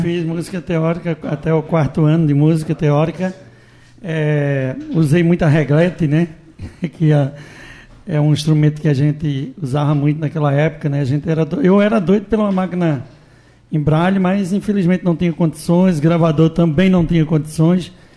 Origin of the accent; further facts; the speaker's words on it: Afogados da Ingazeira, Pernambuco, Brazil; now in Recife, Brazil; sou natural de Afogado em Gazeira